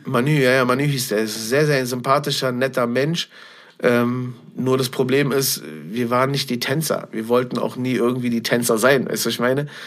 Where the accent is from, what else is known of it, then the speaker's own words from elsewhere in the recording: Berlin, Germany; ich bin gebürtiger Berlin-Schöneberger. Ich bin damals äh, im Januar 1979 in Berlin-Tempelhof-Schöneberg geboren